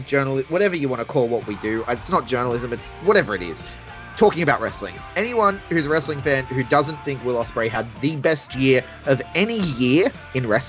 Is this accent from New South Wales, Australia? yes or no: yes; Sydney, New South Wales, Australia; I grew up in Sydney